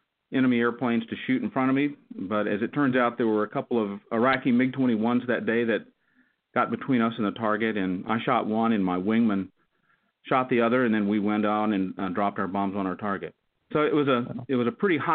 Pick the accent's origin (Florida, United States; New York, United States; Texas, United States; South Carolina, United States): Texas, United States; West; moved away as an adult; I grew up in West Texas